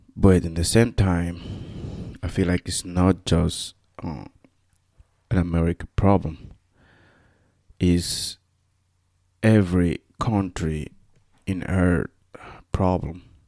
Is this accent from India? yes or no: no; Equatorial Guinea; first language Spanish; English is a second language; moved away as an adult; now in United States; I'm from, uh, Equatorial Guinea.